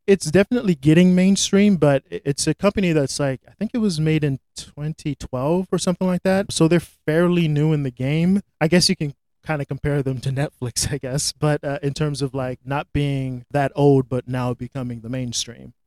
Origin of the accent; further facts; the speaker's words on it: Florida, United States; moved away as an adult; also born or lived in Los Angeles / New York; now in New Hampshire, United States; I grew up in Florida